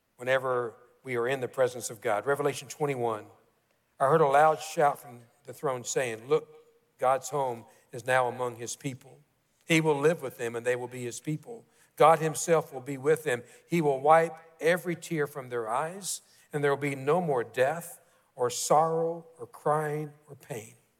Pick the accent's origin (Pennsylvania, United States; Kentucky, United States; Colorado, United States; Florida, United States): Kentucky, United States; growing up in Kentucky, we all, most all of us, play basketball.